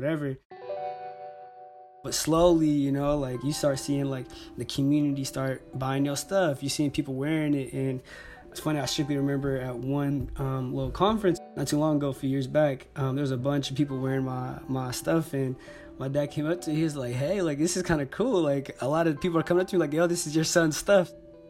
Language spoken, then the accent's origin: English; Berkeley, California, United States; also born or lived in Oakland, California; I'm proud, you know, South Berkeley native. You know, I was born in Oakland, but grew up in South Berkeley my whole life